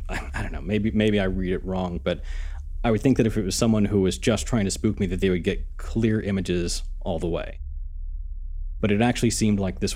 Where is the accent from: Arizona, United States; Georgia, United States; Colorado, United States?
Arizona, United States; New Mexico, then Arizona, my home state